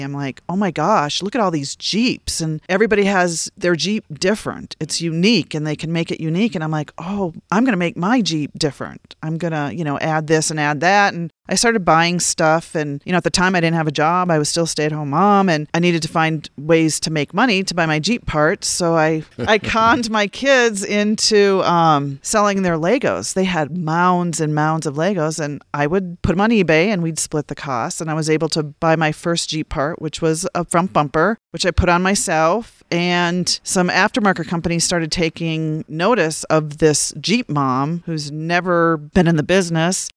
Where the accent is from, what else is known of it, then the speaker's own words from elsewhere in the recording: Minnesota, North Dakota, Upper Midwest, United States; moved away as an adult; also born or lived in Charleston, South Carolina / Washington DC area; now in San Luis Valley, United States; I grew up in Minnesota, North Dakota.